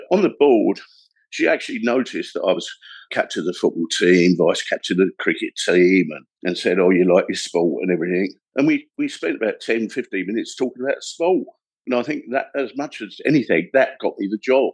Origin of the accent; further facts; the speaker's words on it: London, United Kingdom; moved away as an adult; now in Kent, United Kingdom; South East London, a place called Belvedere. It's on the outskirts of South East London and Kent. Working class boy, brought up in a council house